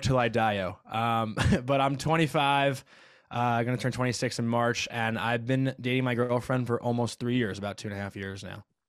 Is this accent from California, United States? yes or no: no; Syosset, New York, United States; I'm from Syosset, Long Island